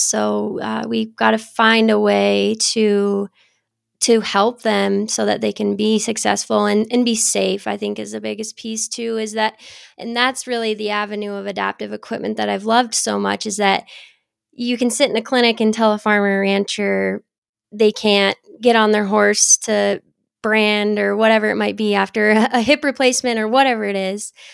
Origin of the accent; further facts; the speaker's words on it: Geraldine, Montana, United States; I grew up in Geraldine, Montana, which is kind of the north central part of the state